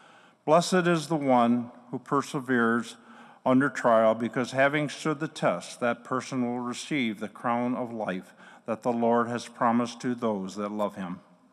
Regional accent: Toledo, Ohio, United States; now in Grand Rapids, United States; I was born and raised in Toledo, Ohio, along with four other siblings

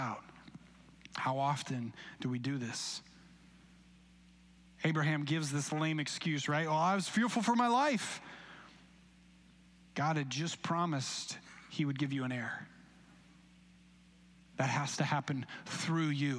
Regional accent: Grand Rapids, Michigan, United States; Grand Rapids

